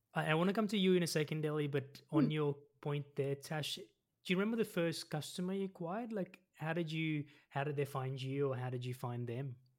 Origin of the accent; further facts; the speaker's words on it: Melbourne, Victoria, Australia; now in Sydney, Australia; I grew up in Melbourne, so I grew up in the southeast in uh, Montana South, so I know Melbourne really well, and now I live in Sydney.